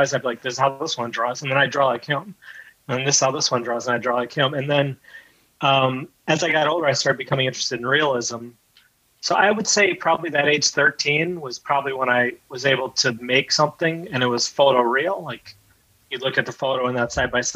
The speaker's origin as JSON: {"language": "English", "region": "Wisconsin", "country": "United States", "tie": "born or raised there", "also_born_or_lived": "New York State / India", "said": "I grew up mostly in Wisconsin"}